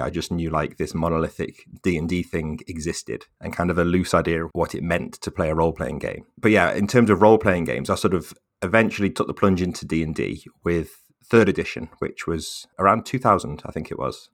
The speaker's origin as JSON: {"language": "English", "area": "Staffordshire", "region": "West Midlands", "country": "United Kingdom", "moved": "as an adult", "lives_now": "Manchester, United Kingdom", "said": "I'm from Staffordshire, which is sort of between Birmingham and Manchester"}